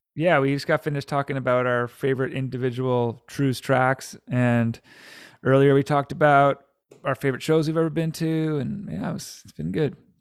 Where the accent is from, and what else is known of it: Antigonish, Nova Scotia, Canada